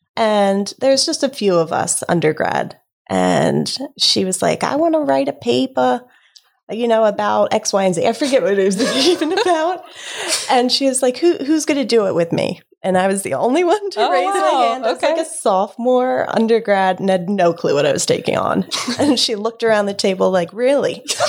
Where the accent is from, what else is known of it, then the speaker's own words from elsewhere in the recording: Delaware, United States; Native here.